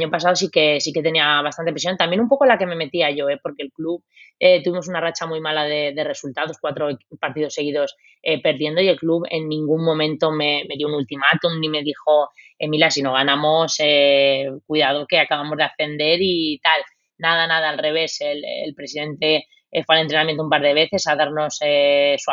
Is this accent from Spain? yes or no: yes; Spain; moved away as an adult; Bueno, eso, con eso venimos desde España ya puesto en la mochila